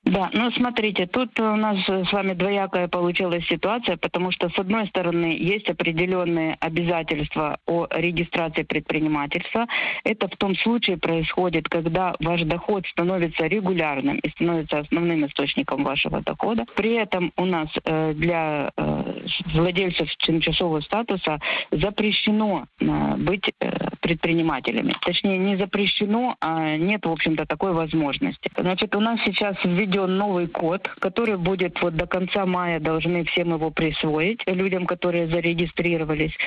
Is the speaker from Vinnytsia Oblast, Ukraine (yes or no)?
yes; Vinnytsia, Vinnytsia Oblast, Ukraine; moved away as an adult; now in Netherlands; Я сама из Винницы.